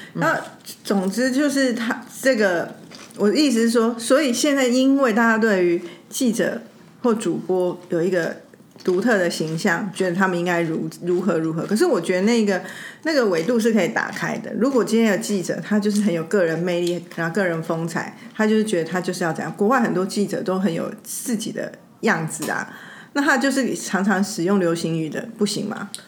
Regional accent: Taiwan; 我们台湾人

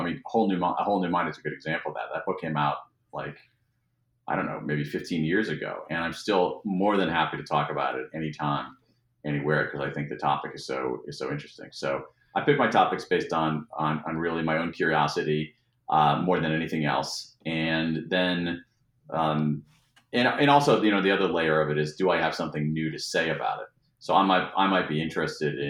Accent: Ohio, United States; now in Washington, D.C., United States; I grew up in Ohio

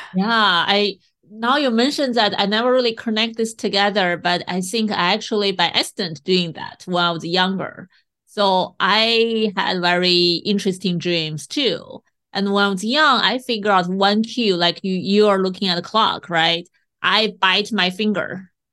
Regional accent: China; moved away; I grew up in China

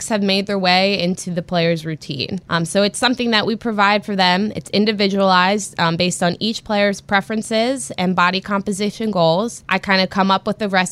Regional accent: Philadelphia, Pennsylvania, United States; growing up in the Philadelphia area

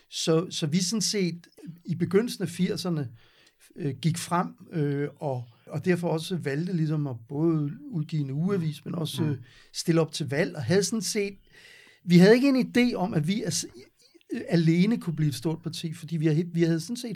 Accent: Gentofte, Capital Region of Denmark, Denmark; Jeg, jeg kommer fra Vanget, og øh, gik i skole i Gentofte.

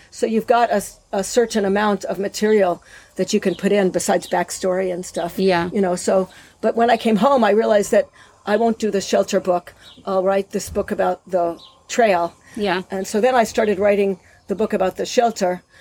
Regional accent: Eilat, Southern District, Israel; recently in September, I published a novel, which also takes place in Eilat in my hometown.

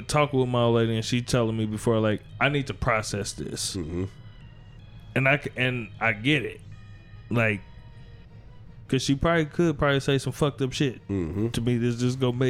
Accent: Gary, Indiana, United States; I'm from Gary

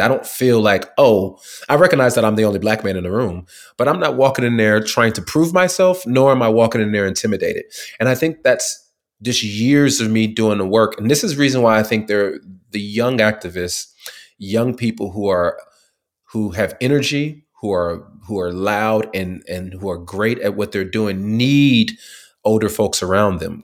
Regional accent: California, United States; moved away as an adult; also born or lived in Tuskegee, Alabama; I grew up in California

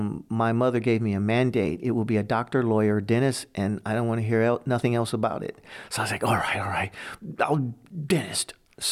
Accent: Hammond, Indiana, United States; I grew up in Hammond, Indiana, small town near Chicago.

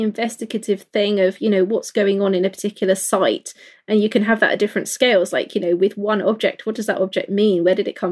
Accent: London, United Kingdom; I grew up in London

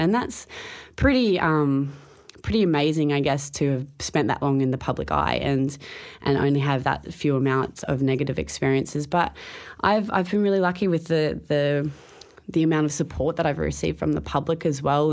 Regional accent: Townsville, Queensland, Australia; As a kid, I grew up in Townsville

